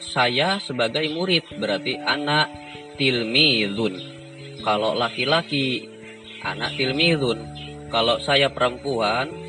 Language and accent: Indonesian; Tangerang, Banten, Indonesia; Anak Min Tanggerang, saya berasal dari Tanggerang.